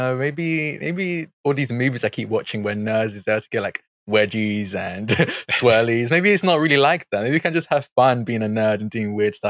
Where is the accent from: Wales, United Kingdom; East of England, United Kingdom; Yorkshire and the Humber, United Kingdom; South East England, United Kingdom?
East of England, United Kingdom; Essex; also born or lived in Hackney, London; I grew up in Essex. I was born in Hackney, but stayed there for like 2 or 3 years, and I've been here ever since